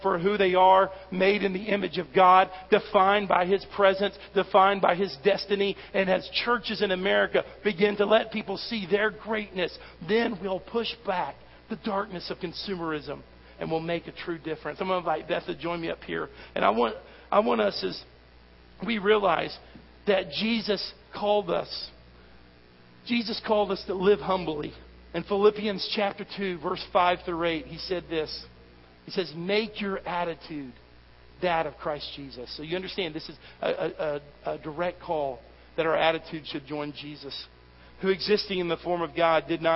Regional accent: United States; I'm an American

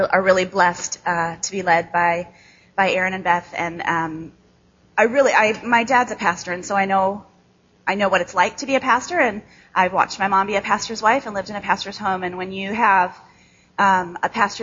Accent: Chicago, Illinois, United States; accent: nasal Midwest; now in Grand Rapids, United States; I live in Grand Rapids now, but I grew up in Chicago

